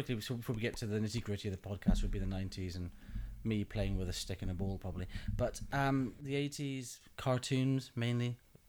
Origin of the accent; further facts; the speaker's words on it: Berlin, Germany; moved away; in the 80s when we were growing up in Berlin.